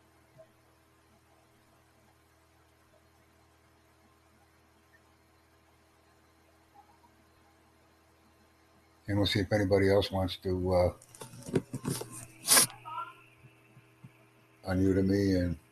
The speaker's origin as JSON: {"language": "English", "country": "United States", "said": "I'm from the United States"}